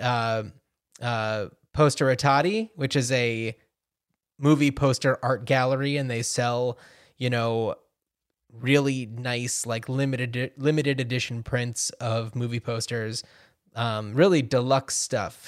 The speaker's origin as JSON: {"language": "English", "region": "New Jersey", "country": "United States", "tie": "born or raised there", "said": "we grew up in New Jersey"}